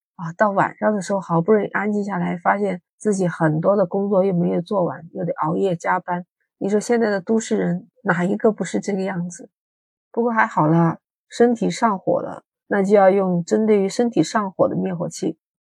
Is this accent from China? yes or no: yes; Guangdong, China; 在广东，啊，你们都知道这个地方天气有热，你看二十多度，我们这儿还在开空调